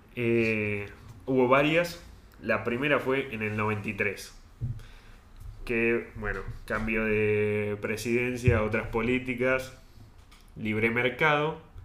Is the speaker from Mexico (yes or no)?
no; Argentina; nos describe acá los argentinos